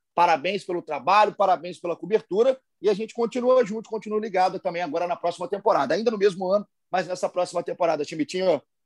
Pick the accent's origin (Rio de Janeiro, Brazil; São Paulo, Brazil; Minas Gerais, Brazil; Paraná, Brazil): Minas Gerais, Brazil; Juiz de Fora; Juiz de Fora, minha terra natal